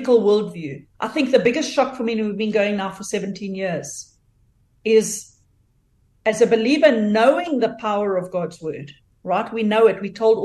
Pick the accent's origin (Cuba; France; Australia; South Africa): South Africa; moved away as an adult; now in North Georgia, United States; I am originally from South Africa.